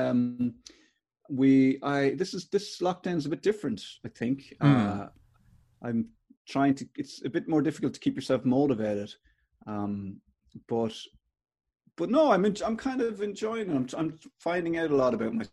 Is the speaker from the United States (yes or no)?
no; Kildare, Leinster, Ireland; accent: Irish; moved away as an adult; I was from Kildare